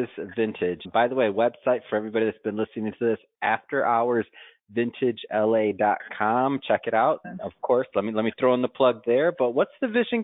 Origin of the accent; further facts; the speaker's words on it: Midwest, United States; I'm from the Midwest